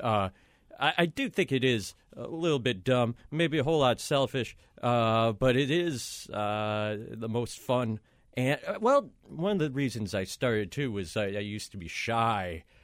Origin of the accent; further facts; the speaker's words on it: Minneapolis, Minnesota, United States; moved away as an adult; now in New York, United States; I'm from Minneapolis, Minnesota